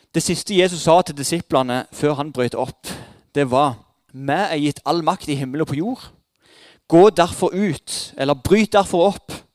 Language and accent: Norwegian; Jæren, Rogaland, Norway; Som jærbuer er vi et trygghetssøkende folkeslag